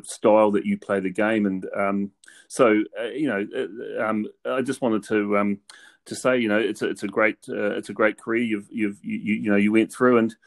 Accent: New Zealand; speaking as a New Zealander myself

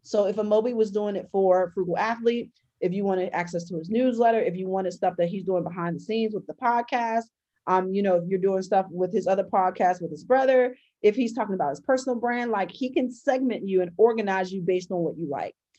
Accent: Baltimore, Maryland, United States; my dad was a really well-known high school and um, college coach in my hometown.

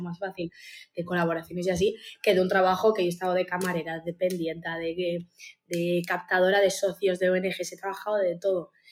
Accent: Uruguay; now in Basque Country, Spain; soy uruguaya, eh, vivo en el País Vasco

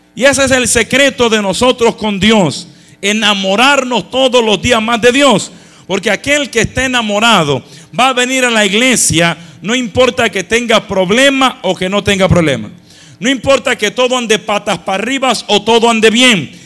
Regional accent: Dominican Republic; now in Passaic, United States; yo nací en República Dominicana, vivíamos frente a frente a nuestra parroquia

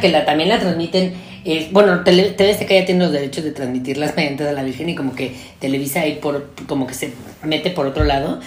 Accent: Mexico; solo somos mexicanos

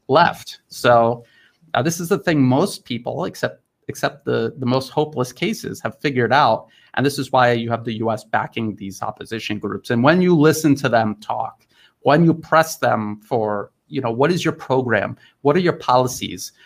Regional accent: United States; now in Thailand; as an American

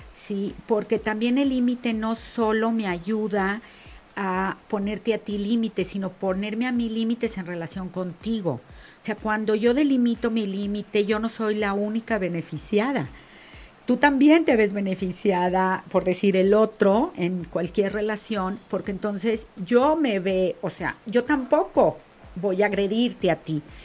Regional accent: Mexico; como mujer mexicana

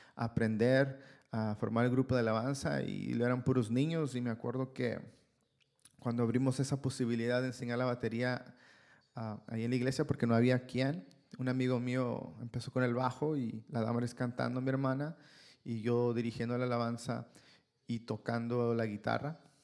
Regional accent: Ciudad Obregón, Sonora, Mexico; moved away as an adult; now in Canada; Yo soy de Ciudad Obregón, Sonora, México

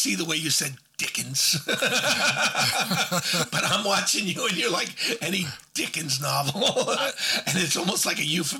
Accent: Alabama, United States; And I'm from Alabama, and I love Alabama

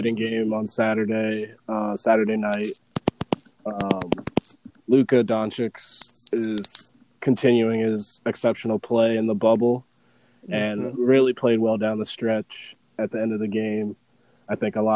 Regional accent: Columbus, Ohio, United States; I am from Columbus, Ohio, so I'm a huge Buckeye fan

